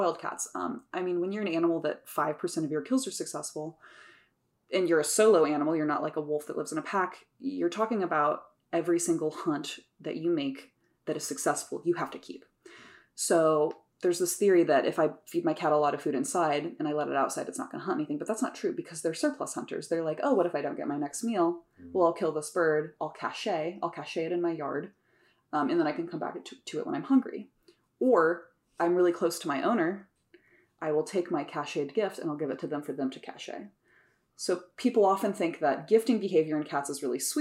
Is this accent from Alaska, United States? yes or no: no; Sheridan, Indiana, United States; I grew up in Sheridan. So I grew up in the country too.